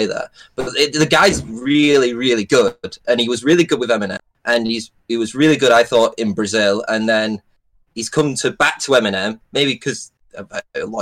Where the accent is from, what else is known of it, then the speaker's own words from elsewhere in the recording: Preston, North West England, United Kingdom; I'm from Preston